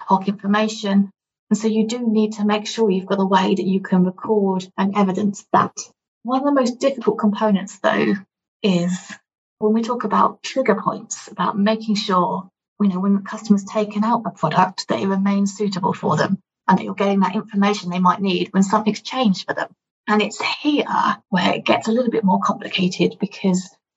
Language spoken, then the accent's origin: English; United Kingdom; as a Brit